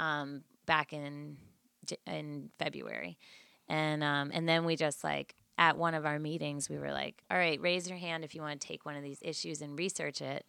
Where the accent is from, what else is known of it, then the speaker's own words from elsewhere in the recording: Hartford, Connecticut, United States; moved away as an adult; also born or lived in New York City; now in Bridgeport, United States; Born and raised in Hartford